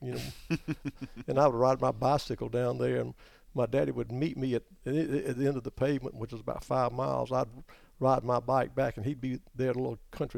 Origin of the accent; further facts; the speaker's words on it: South Carolina, United States; now in Venice, Louisiana, United States; I'm originally from South Carolina, mm-hmm. and I grew up on Santee Cooper Lakes over there, Lake Marion, Lake Moultrie